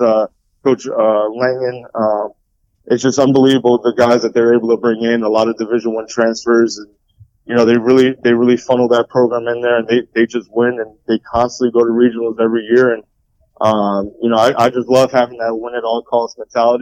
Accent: Rockland County, New York, United States; I was from Rockland County

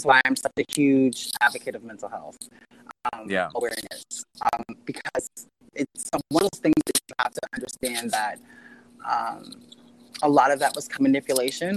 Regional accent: Philadelphia, Pennsylvania, United States; also born or lived in Southern New Jersey; I'm originally from Philadelphia. I was raised partly in Philadelphia and partly in Southern New Jersey

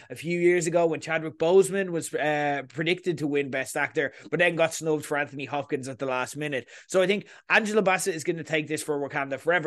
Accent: Ireland; accent: Irish; you're hearing my accent

